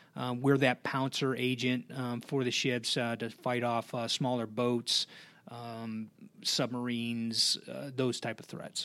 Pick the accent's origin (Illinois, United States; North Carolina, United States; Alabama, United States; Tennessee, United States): Illinois, United States; Blue Island; moved away; I'm from Chicago originally, uh, a uh, town on the south side uh, called Blue Island.